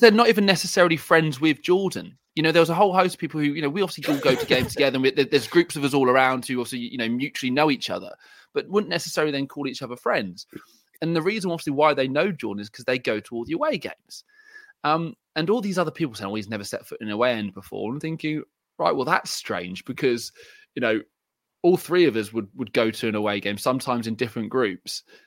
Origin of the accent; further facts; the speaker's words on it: England, United Kingdom; I'm English